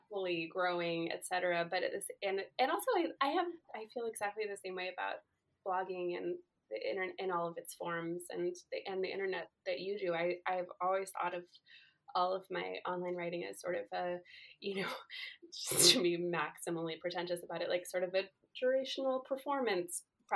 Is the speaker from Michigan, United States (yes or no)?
no; Silver Spring, Maryland, United States; I grew up in Silver Spring, Maryland